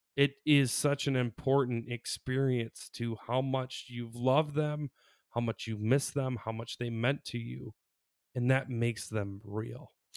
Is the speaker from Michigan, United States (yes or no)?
yes; Michigan, United States; we're from Michigan